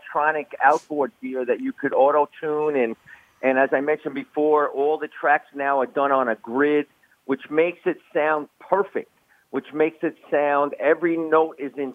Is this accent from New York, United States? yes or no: yes; New York, United States; moved away as an adult; now in Nashville, United States; I noticed that by moving from New York to Nashville, and I'm a New Yorker at heart and will always be